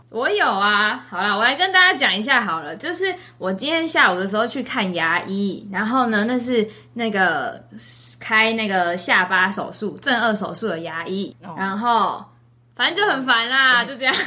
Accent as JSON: {"language": "Chinese", "country": "Taiwan", "moved": "yes", "lives_now": "Oregon, United States", "said": "我台湾人爱台湾呢"}